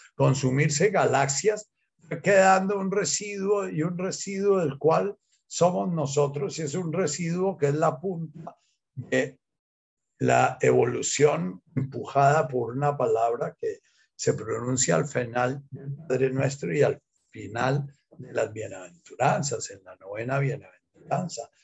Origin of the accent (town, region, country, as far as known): Colombia